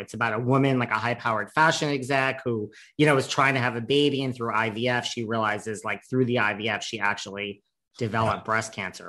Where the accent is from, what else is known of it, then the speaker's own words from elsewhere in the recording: New York City, New York, United States; I'm from New York City.